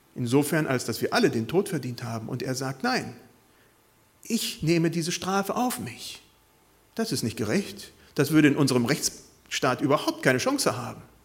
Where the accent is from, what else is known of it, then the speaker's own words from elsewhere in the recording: Bad Pyrmont, Lower Saxony, Germany; Also ich bin viele Jahre in meiner Jugend besonders in Bad Pyrmont gewesen